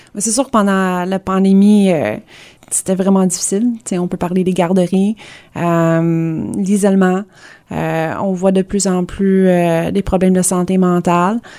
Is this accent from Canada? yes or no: yes; Kingston, Ontario, Canada; moved away as an adult; also born or lived in Hudson, Quebec / Gatineau, Quebec; j'ai grandi à Hudson à Montérégie. Euh, mes parents ont déménagé à Kingston. Euh, j'ai passé, euh, l'école primaire, secondaire là-bas.